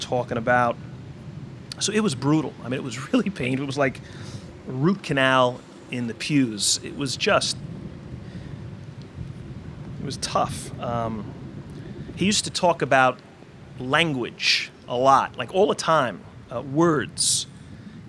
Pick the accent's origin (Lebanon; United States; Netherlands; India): United States; Floral Park, New York; I grew up in Floral Park.